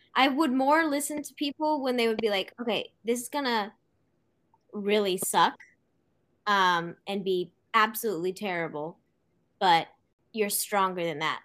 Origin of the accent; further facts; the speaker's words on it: Santa Cruz, California, United States; I am from Santa Cruz, California.